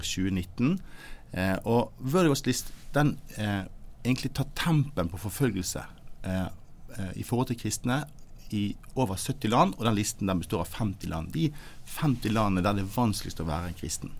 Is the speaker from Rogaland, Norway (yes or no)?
no; Bergen, Vestland, Norway; jeg er en glad gutt fra Arna, rett øst for Bergen